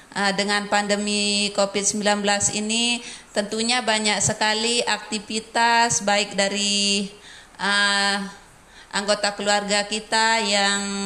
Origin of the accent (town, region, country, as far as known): Indonesia